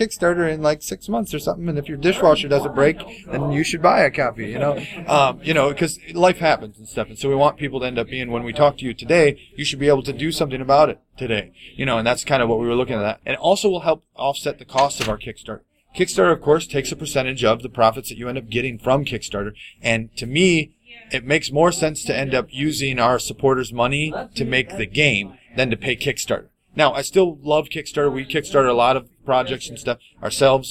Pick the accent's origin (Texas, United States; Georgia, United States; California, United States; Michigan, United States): Michigan, United States; Lapeer; We're from Michigan. We're in the Lapeer area, actually